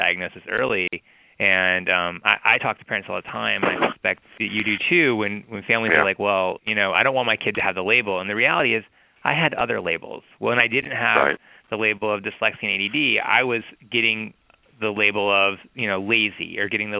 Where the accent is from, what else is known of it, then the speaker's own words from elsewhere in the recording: Atlanta, Georgia, United States; I grew up in Atlanta, Georgia